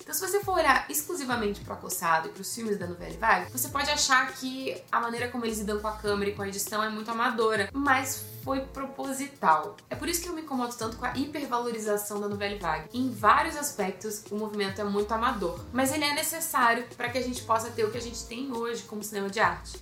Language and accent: Portuguese; Brazil; somos brasileiros